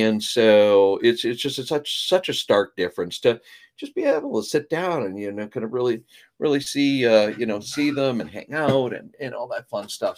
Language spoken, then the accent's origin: English; Canada; moved away; I was born in Canada